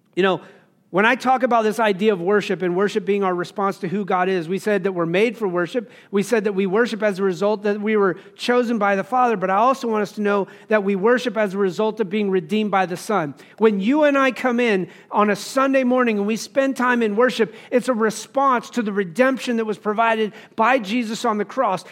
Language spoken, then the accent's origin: English; Wyoming, United States; growing up in Wyoming